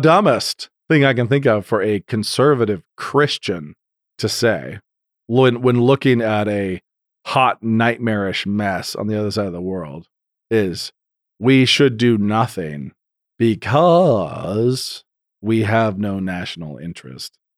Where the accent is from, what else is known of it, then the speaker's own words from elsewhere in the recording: Idaho, United States; I'm from Idaho